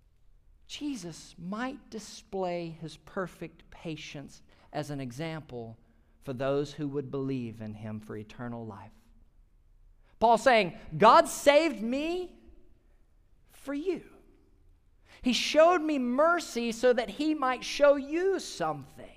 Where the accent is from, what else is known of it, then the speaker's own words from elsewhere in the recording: Mississippi, United States; my home state of Mississippi